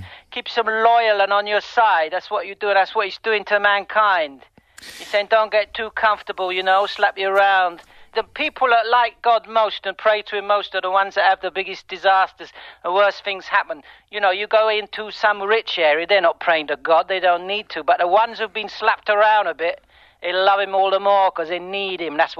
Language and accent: English; Leatherhead, South East England, United Kingdom; I'm from Leatherhead, all right.